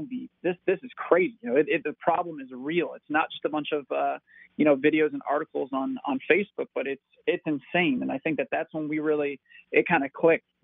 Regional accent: Marco Island, Florida, United States; I grew up on Marco Island, which is a small

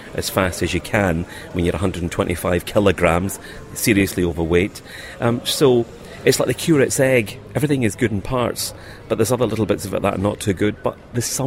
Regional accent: Glasgow, Scotland, United Kingdom; moved away; And we came from Glasgow, where the kind of Catholic-Protestant divide was huge.

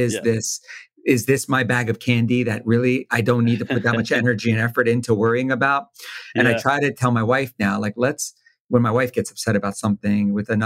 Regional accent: Wilmington, Delaware, United States; I'm born and raised in Wilmington, right outside Philly

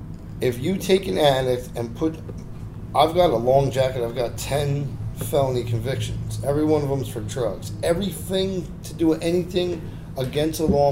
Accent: Toms River, New Jersey, United States; I wasn't brought up in a tough neighborhood. I'm from Toms River. Mean streets of Toms River.

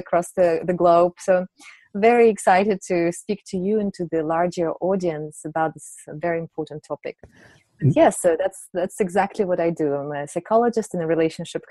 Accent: Siberia, Russia; also born or lived in St. Petersburg, Russia / London, United Kingdom / Geneva, Switzerland; now in United Kingdom; I come from Russia, from Siberia.

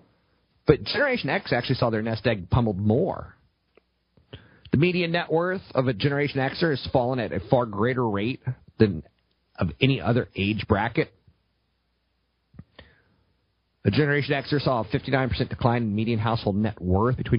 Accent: United States; I'm American

